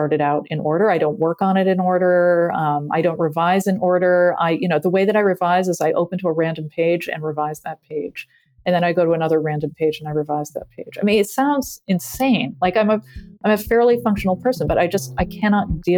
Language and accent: English; Massachusetts, United States; growing up in Massachusetts